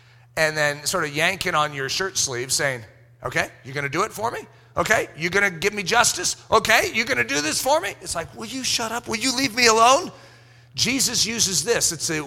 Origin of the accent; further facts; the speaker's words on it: United States; being American